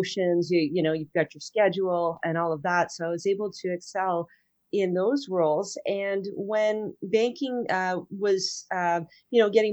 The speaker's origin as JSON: {"language": "English", "area": "near Petawawa", "region": "Ontario", "country": "Canada", "tie": "born or raised there", "also_born_or_lived": "Ajax, Ontario", "said": "I grew up way up north near Petawawa"}